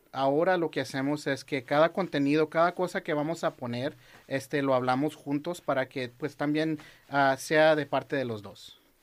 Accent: Los Angeles, California, United States; yo soy del Valle, 100%, 818

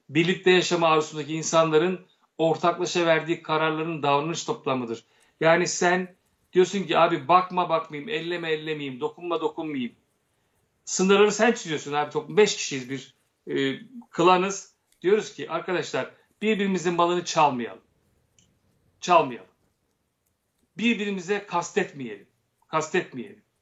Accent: Turkey; Ben Türk'üm. Önce Ermeni diyeceğim ben.

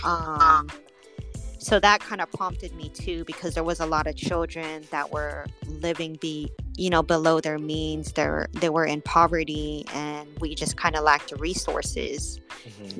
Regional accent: Oakland, California, United States; moved away as an adult; now in Las Vegas, United States; growing up was just being outside and and just living there in the bay area

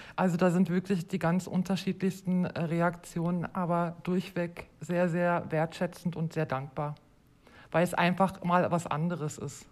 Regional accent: Germany; moved away as an adult; now in Switzerland; ich bin ursprünglich aus Deutschland und lebe seit fast acht Jahren in der Schweiz

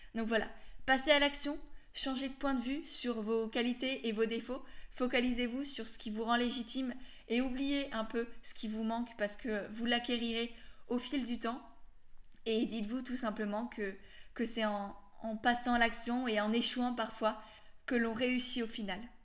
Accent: Alsace, Grand Est, France; je viens d'Alsace

